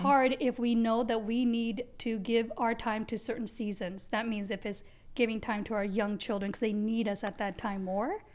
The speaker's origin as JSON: {"language": "English", "country": "United States", "tie": "born or raised there", "also_born_or_lived": "Gujarat, India", "said": "Came to being raised in the second largest democracy, America."}